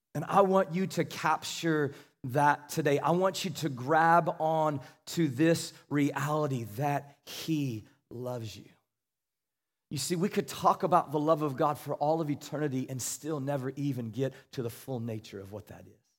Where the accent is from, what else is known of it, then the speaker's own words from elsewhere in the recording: Kansas, United States; I was from Kansas